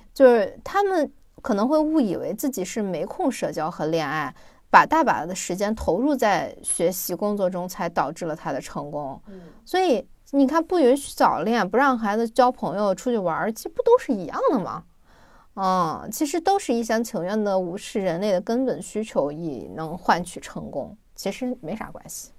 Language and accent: Chinese; China; 我们中国人